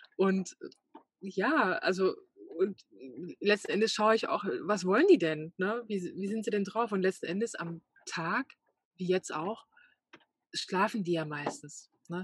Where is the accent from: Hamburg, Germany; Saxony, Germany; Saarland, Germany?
Saxony, Germany; moved away; ich komme ja auch aus Sachsen